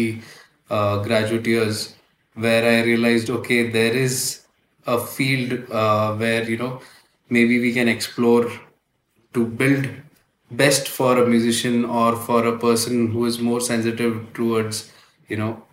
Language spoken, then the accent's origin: English; Navi Mumbai, Maharashtra, India; also born or lived in United Kingdom; I was born and raised in Navi Mumbai.